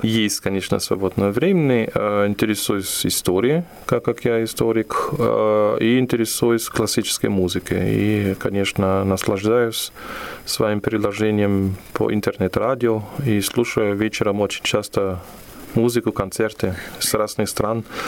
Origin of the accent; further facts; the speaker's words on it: Aachen, North Rhine-Westphalia, Germany; Russian is a second language; moved away as an adult; now in Ulyanovsk, Russia; я вырос в Германии на, на самом западе, в городе Ахен, который находится на границе с Бельгией и с Голландией